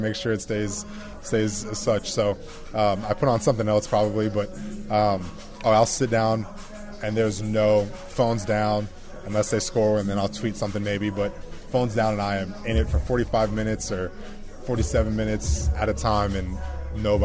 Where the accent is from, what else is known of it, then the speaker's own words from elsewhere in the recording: Georgia, United States; moved away as an adult; I growing up in Georgia, all I heard, I went to North Gwinnett